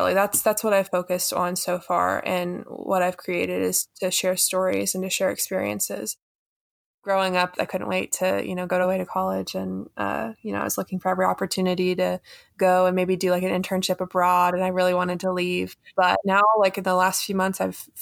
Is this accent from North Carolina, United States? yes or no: yes; Harkers Island, North Carolina, United States; I'm from Harkers Island, North Carolina.